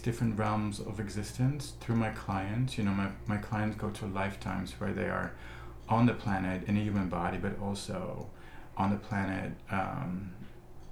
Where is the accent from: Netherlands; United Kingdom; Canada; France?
Netherlands; now in Los Angeles, United States; as a kid, you know, growing up in the Netherlands